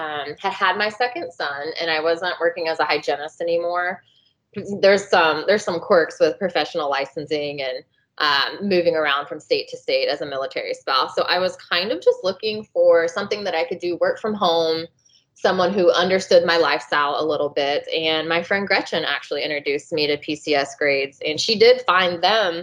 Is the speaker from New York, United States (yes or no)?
no; Atlanta, Georgia, United States; moved away; I'm from Atlanta originally